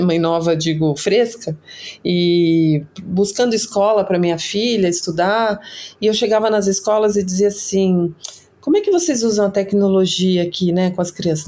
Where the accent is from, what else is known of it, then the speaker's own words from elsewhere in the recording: Brazil; orgulho de ser brasileiro